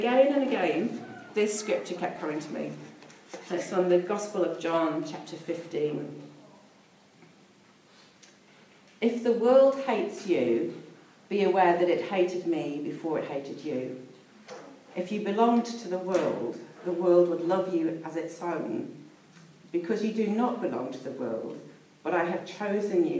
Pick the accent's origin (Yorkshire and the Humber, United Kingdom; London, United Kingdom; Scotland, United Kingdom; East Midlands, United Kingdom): East Midlands, United Kingdom; Peak District; now in New Zealand; I was brought up in the Peak District, which is a beautiful part of England